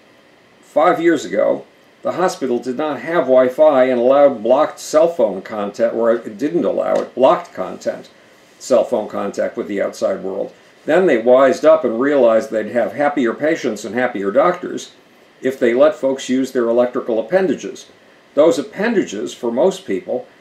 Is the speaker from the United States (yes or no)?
yes; Buffalo, New York, United States; moved away as an adult; also born or lived in New Brunswick, New Jersey; Buffalo, New York, my hometown